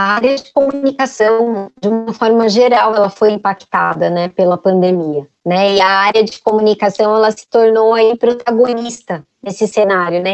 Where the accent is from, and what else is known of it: Brazil